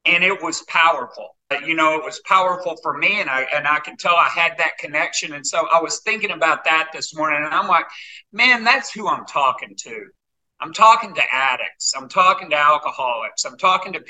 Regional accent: Arkansas, United States; also born or lived in Northern California / Boulder, Colorado; I was born and raised in Arkansas. I've been here most of my life.

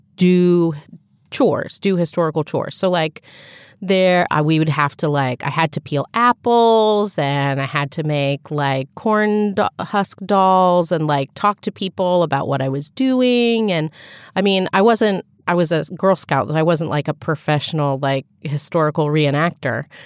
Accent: Dayton area, Ohio, United States; in my hometown, we had a Heritage Days festival, right? Because we had several log cabins from throughout the Dayton area

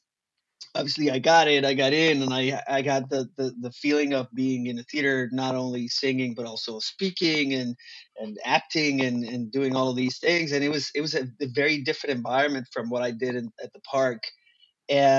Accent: Monterrey, Nuevo León, Mexico; first language Spanish; English is a second language; moved away as an adult; also born or lived in Cozumel; now in Los Angeles, United States; I grew up in a city called Monterrey, which is the northeast Mexico

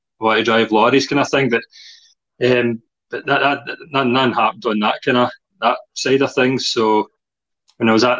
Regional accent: Kilmarnock, Scotland, United Kingdom; now in Crosshouse, United Kingdom; I grew up in Kelly in the area of Bonneton.

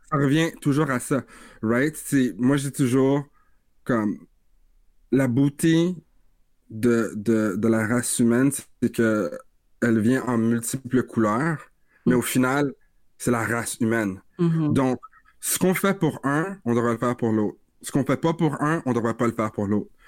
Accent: Vanier, Ontario, Canada; j'ai grandi à Vanier, je suis un, un, gars de Vanier

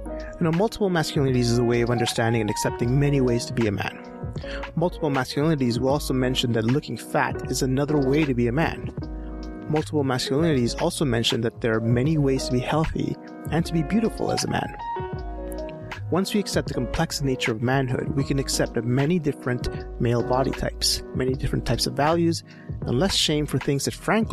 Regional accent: Edmonton, Alberta, Canada; in Edmonton, in my hometown

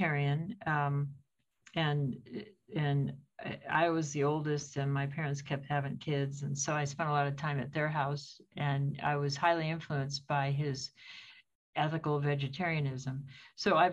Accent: United States

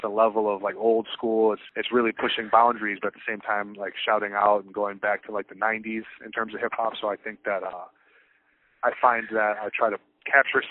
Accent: Clarkston, Michigan, United States; now in Freeland, United States; I grew up outside of Detroit, to be more fair, outside of Pontiac, Michigan

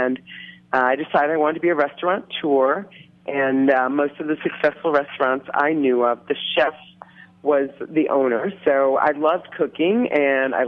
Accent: Rochester, New York, United States; now in Oakland, United States; I grew up in Rochester, New York

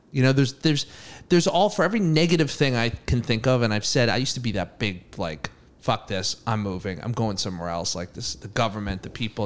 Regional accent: Massachusetts, United States; I'm from Massachusetts

